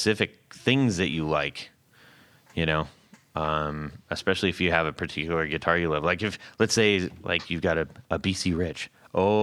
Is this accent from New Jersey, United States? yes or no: no; Costa Mesa, California, United States; where I grew up in Costa Mesa area in California